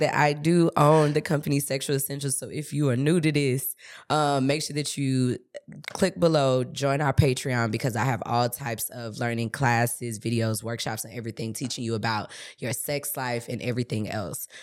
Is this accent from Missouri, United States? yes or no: yes; St. Louis, Missouri, United States; I'm from Saint Louis